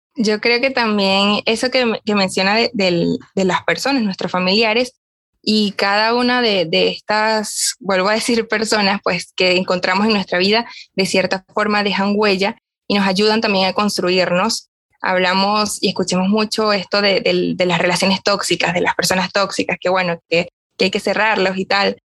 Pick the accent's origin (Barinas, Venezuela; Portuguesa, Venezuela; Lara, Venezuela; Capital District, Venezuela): Lara, Venezuela; Barquisimeto; comencé a estudiar comunicación social acá en Barquisimeto, donde yo soy